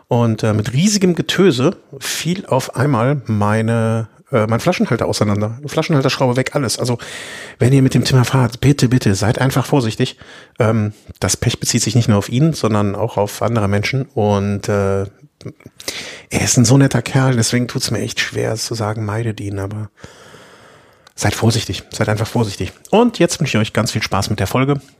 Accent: Cologne, North Rhine-Westphalia, Germany; Als Kölner kann ich dazu natürlich so sagen, ist Düsseldorf immer ein Abenteuer

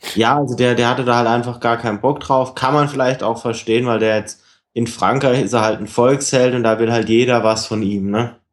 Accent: Germany; als Deutscher

